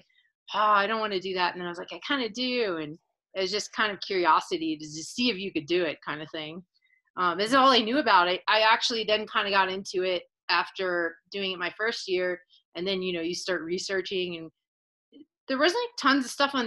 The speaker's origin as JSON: {"language": "English", "country": "United States", "also_born_or_lived": "Philadelphia", "said": "I'm from the United States"}